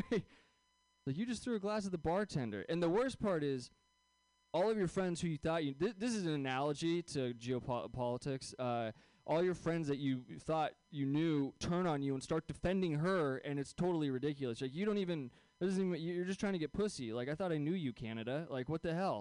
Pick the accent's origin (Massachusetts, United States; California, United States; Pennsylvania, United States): California, United States; Bay Area, just south of San Francisco; I grew up here in the Bay Area. So it's a weird place to go to Catholic school. Especially when you're, like, just south of San Francisco